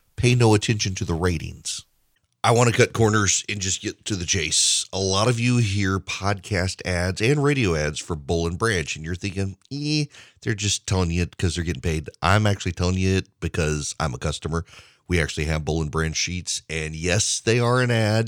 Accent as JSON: {"language": "English", "region": "Dubai", "country": "United Arab Emirates", "tie": "born or raised there", "moved": "yes", "said": "When I was growing up in Dubai"}